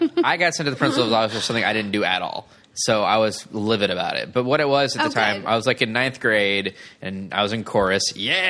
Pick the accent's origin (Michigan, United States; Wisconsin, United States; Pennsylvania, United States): Michigan, United States; Okemos; moved away; also born or lived in Davis, California; I am from Michigan as well.